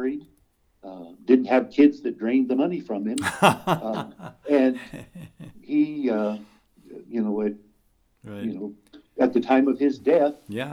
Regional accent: Bloomfield, Iowa, United States; I grew up in Bloomfield down in southern Iowa

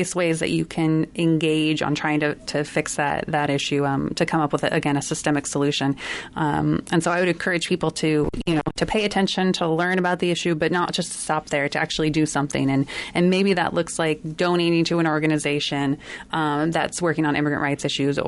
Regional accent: Mount Pleasant, Iowa, United States; also born or lived in Chicago / Latin America; I grew up and I was born in Iowa and grew up here

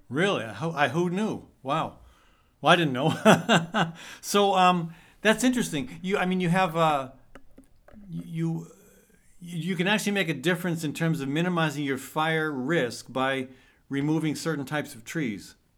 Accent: Iowa, United States; Iowa, my home state

